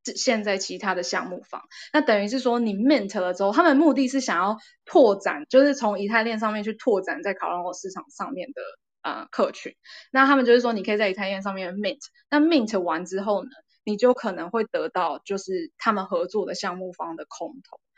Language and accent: Chinese; Taiwan; 身为台湾人都有一个责任